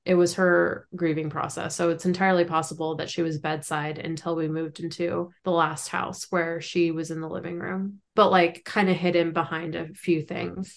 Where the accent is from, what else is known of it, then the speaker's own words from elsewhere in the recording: San Francisco Bay Area, California, United States; we're from the San Francisco Bay Area